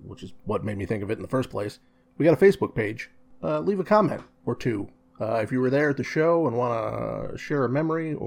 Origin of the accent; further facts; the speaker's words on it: Kalamazoo, Michigan, United States; I was born and raised in Kalamazoo, Michigan.